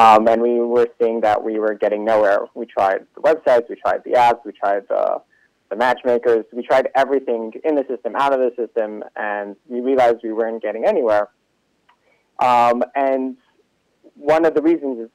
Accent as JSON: {"language": "English", "town": "Los Angeles", "region": "California", "country": "United States", "also_born_or_lived": "Israel / New York", "moved": "yes", "said": "geographically, I'm from LA."}